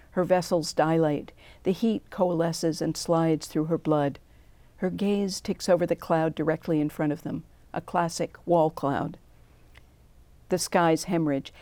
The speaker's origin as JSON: {"language": "English", "region": "New England", "country": "United States", "tie": "born or raised there", "said": "I grew up in New England"}